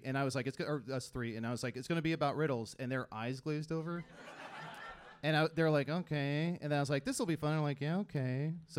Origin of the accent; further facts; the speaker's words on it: Galesburg, Illinois, United States; also born or lived in Las Vegas / Columbus, Ohio / Atlanta; now in Chicago, United States; I'm from Central Illinois. I was born in Galesburg, Illinois. Lived in Central Illinois most of my life. Bounced around to Las Vegas, Columbus, Ohio, Atlanta for a bit, and then back to farm area Illinois.